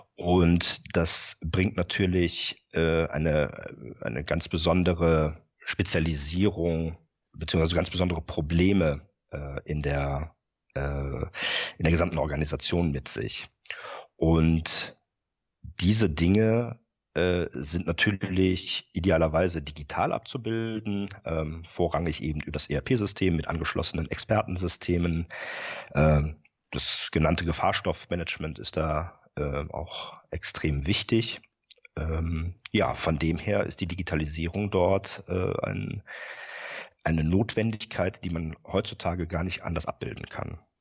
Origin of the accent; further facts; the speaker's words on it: Rhineland, Germany; moved away as an adult; now in Bremen area, Germany; bin gebürtiger Rheinländer